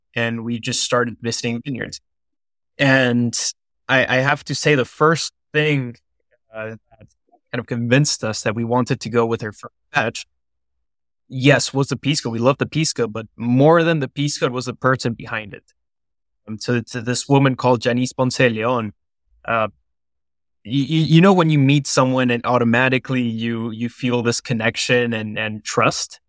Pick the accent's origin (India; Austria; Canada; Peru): Peru; moved away as an adult; also born or lived in New York; now in Boston, United States; I grew up in Peru up until I was eighteen